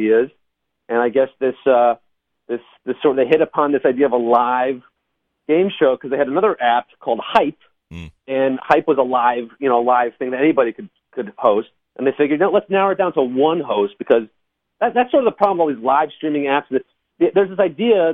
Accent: Harrison, New York, United States; I grew up in Westchester County, and JCCH was my synagogue, Jewish Community Center of Harrison

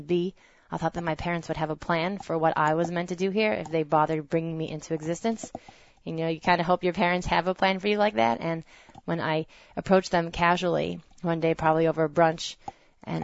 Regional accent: New Jersey, United States; I grew up in New Jersey, raised as a proud conservative Jew

